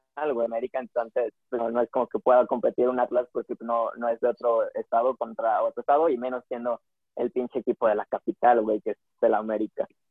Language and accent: Spanish; Guadalajara, Jalisco, Mexico; nosotros dos somos de Guadalajara